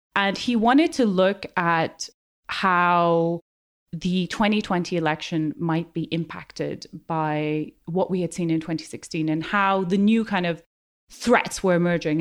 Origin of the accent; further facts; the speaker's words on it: Kathmandu, Bagmati, Nepal; moved away as an adult; now in United Kingdom; I grew up in Kathmandu in the eighties and the nineties